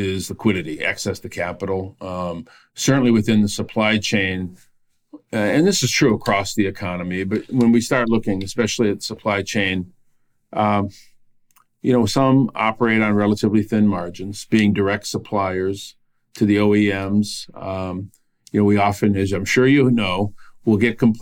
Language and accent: English; Flint, Michigan, United States; my hometown of Flint